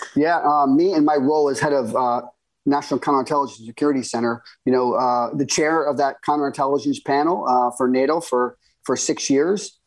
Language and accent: English; United States; as an American, uh, you know, intelligence professional